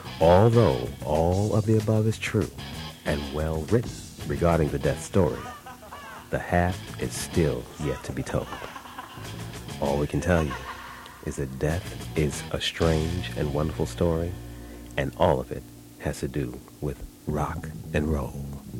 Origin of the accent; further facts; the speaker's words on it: New York City, New York, United States; I'm from Brooklyn.